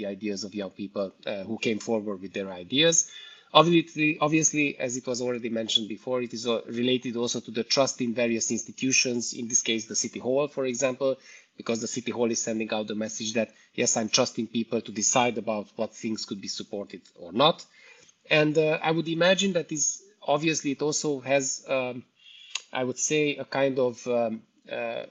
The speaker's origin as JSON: {"language": "English", "town": "Cluj-Napoca", "region": "Cluj County", "country": "Romania", "said": "I'm coming from Cluj, Transylvania, Romania."}